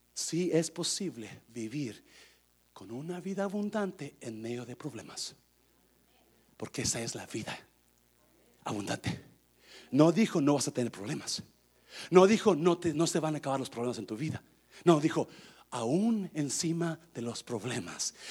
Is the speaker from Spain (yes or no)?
no; Nayarit, Mexico; el panteón de mi pueblo, ahí en Nayarit